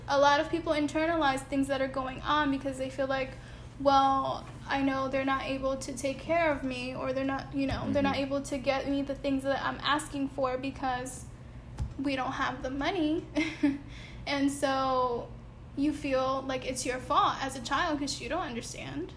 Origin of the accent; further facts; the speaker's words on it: Bridgeport, Connecticut, United States; moved away; growing up back home in Connecticut, when so so I grew up in Bridgeport